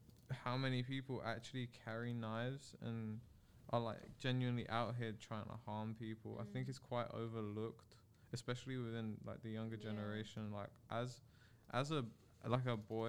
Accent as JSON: {"language": "English", "region": "London", "country": "United Kingdom", "said": "especially as a Londoner."}